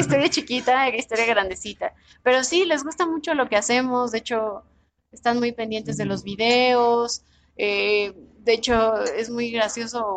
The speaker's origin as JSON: {"language": "Spanish", "region": "Mexico City", "country": "Mexico", "tie": "born or raised there", "said": "Sí, sí, soy, soy de aquí de México, nací aquí en la ciudad"}